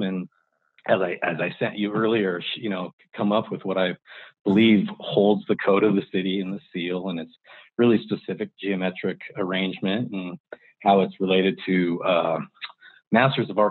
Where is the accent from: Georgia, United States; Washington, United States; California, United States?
Washington, United States; Longview; I grew up in Longview, Washington